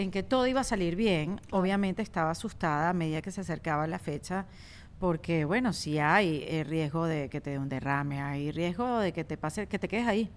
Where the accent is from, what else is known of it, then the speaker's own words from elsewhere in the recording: Venezuela; más como venezolanas